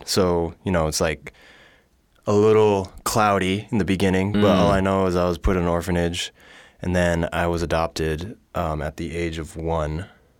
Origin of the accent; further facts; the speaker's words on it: California, United States; also born or lived in Tokyo, Japan; I just told you I'm from California.